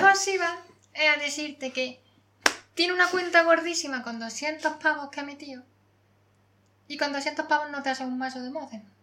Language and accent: Spanish; Córdoba, Andalusia, Spain; soy cordobesa